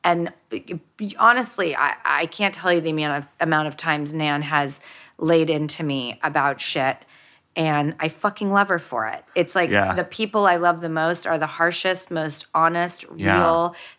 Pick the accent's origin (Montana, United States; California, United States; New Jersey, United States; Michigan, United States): California, United States; Hollywood; when I grew up in Hollywood and in industry, really I only had Steven Spielberg to look to for a moral compass.